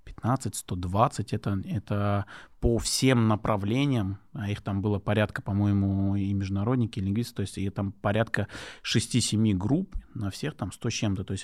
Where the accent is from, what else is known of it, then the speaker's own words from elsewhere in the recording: Dagestan, Russia; first language Lezgian; Russian is a second language; Э, мой родной язык лезгинский, я лезгин.